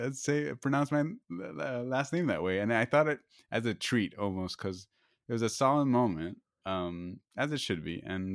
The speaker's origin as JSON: {"language": "English", "country": "Nicaragua", "tie": "born or raised there", "said": "No. I grew up in Nicaragua, Jason."}